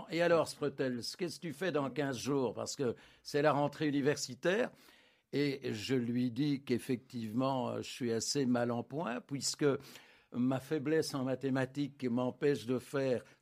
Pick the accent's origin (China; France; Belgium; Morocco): Belgium; Anderlecht, Brussels-Capital Region; j'ai vécu toute mon enfance en Derlecht.